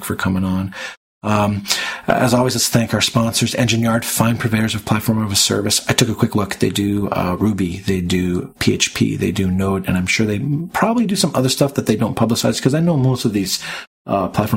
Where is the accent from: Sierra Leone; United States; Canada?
Canada; I'm Canadian